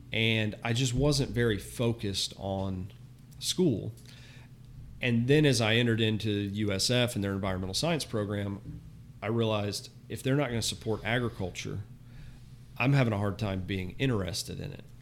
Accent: Florida, United States; also born or lived in Southwest Michigan; I was born and raised in Florida

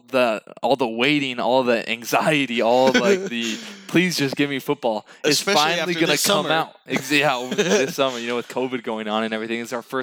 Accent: Southern California, United States; I grew up in Southern California

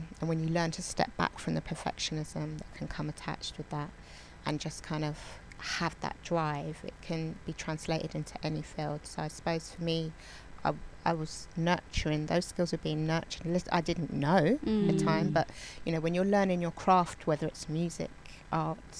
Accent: London, United Kingdom; I grew up in Borough of Westminster, but I travelled all to different bits of London to do my dance

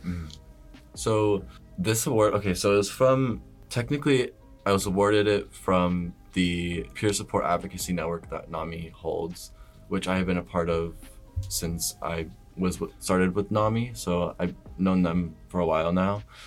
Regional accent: Omaha, Nebraska, United States; moved away as an adult; now in Boston, United States; I'm from Nebraska, originally, which is like middle of the United States. And I'm from like a decent sized city. It's called Omaha

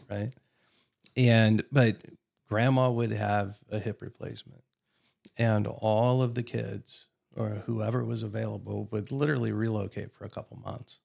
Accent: Columbus, Ohio, United States; moved away as an adult; also born or lived in Warsaw, Indiana; now in Nashville, United States; I grew up in Columbus, Ohio

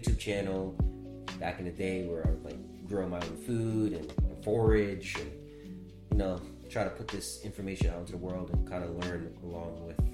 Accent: New York, United States; growing up in New York

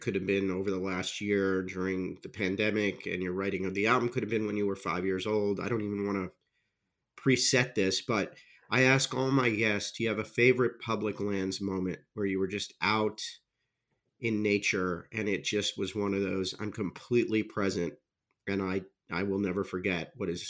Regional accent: Miami, Florida, United States; Yeah, I grew up in Miami, and I know that New Orleans humidity, that Florida humidity, it's so oppressive

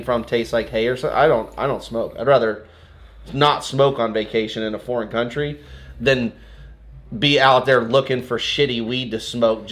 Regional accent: Santa Barbara, California, United States; now in Portland, United States; Santa Barbara, like where I grew up

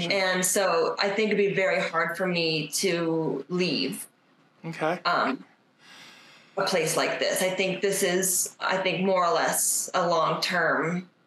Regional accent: Durango, Colorado, United States; I grew up in Durango. I grew up near the tracks. So I grew up watching the train every day.

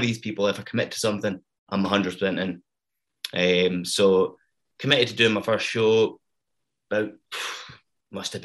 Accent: Stranraer, Scotland, United Kingdom; now in Glasgow, United Kingdom; I'm from Stranraer, which is a very small corner in Scotland.

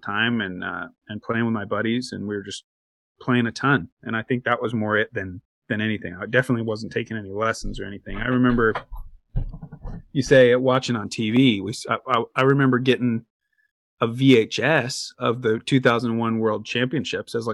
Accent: Corvallis, Oregon, United States; My hometown, Corvallis, there was nobody playing pro in the professional division when I was coming up

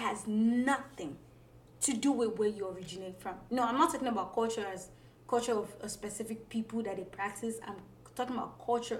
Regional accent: Nigeria; now in United States; because I am African, and because I am Nigerian, and because to him, I'm also Yoruba.

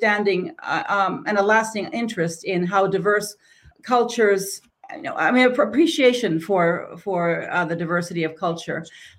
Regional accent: Tanzania; I think my path was a little different than Fatima's, but I grew up in Tanzania. I lived there 15 years

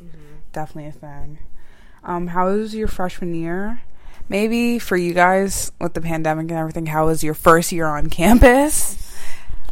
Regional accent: Maryland, United States; Sierra and I are from Maryland.

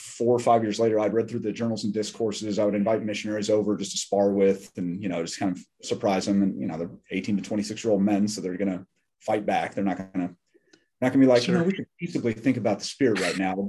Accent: Scottsdale, Arizona, United States; now in Durham, United States; I'm originally from Scottsdale, Arizona, so out west

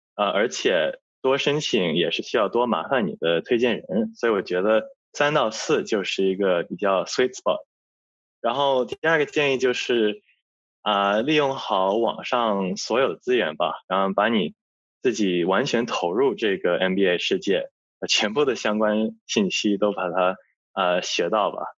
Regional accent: Australia; 我作为一个在澳洲长大的华侨

